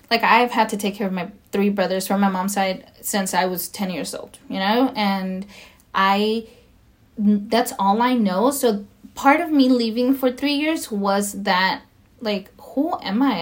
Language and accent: English; Mexico; now in United States; I am Latina. I am Spanish uh, speaking. You know, like I I come from Mexico and I'm an immigrant and you know, I I'm American as well.